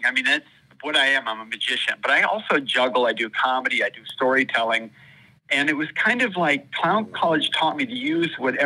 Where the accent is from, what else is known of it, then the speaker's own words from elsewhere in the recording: Florida, United States; also born or lived in Holland, Michigan; I grew up in Florida. I was actually born in Holland, Michigan. Then we moved down to Florida.